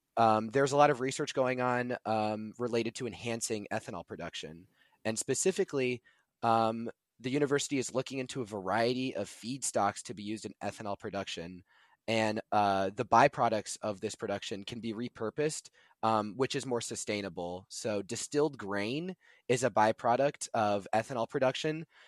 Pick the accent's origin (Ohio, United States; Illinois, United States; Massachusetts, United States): Illinois, United States; Buffalo Grove; I'm from Buffalo Grove, Illinois, uh, which is in the Chicago area